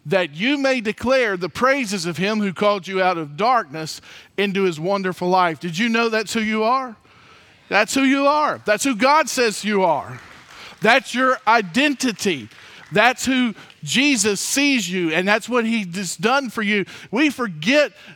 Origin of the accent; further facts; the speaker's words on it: Mobile, Alabama, United States; also born or lived in Theodore, Alabama; I grew up in Mobile